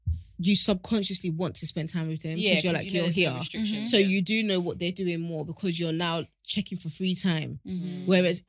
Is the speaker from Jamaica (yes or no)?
no; Ghana; And personally, I'm Ghanaian. I've always kind of pictured myself with someone in Ghana, let alone here.